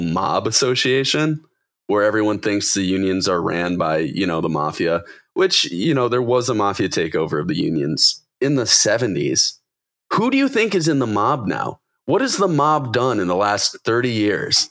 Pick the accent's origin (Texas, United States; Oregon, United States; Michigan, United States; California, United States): Michigan, United States; Detroit; growing up around Detroit